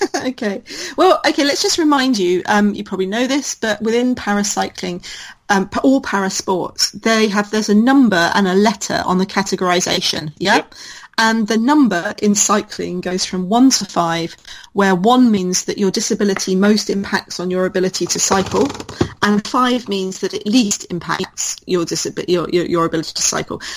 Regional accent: United Kingdom; as a British person

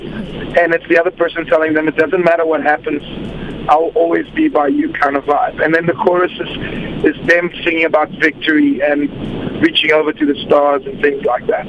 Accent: Mozambique; moved away as an adult; now in South Africa; I was born in Mozambique, raised there, lived there for 20 years. Then I moved to South Africa

